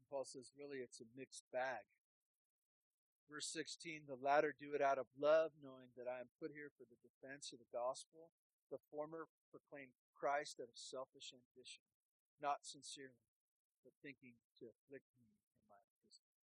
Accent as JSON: {"language": "English", "town": "Santa Barbara", "region": "California", "country": "United States", "tie": "born or raised there", "moved": "yes", "said": "the church that I grew up in in Santa Barbara"}